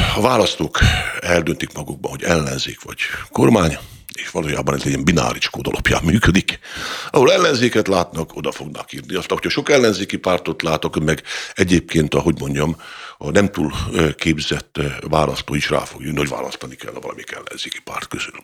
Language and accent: Hungarian; Hungary; büszke magyarként